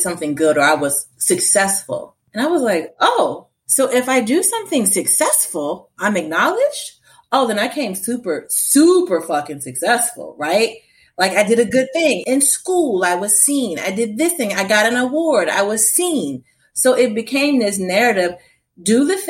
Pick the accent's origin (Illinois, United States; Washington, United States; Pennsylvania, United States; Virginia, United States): Virginia, United States; Portsmouth; I grew up in Portsmouth, Virginia